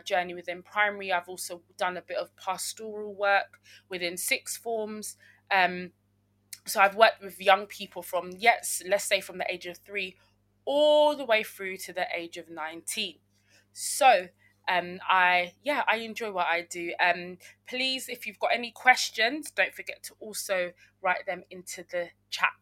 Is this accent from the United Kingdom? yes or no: yes; London, United Kingdom; I grew up in South London, and my parents are from Uganda, but I was born in Britain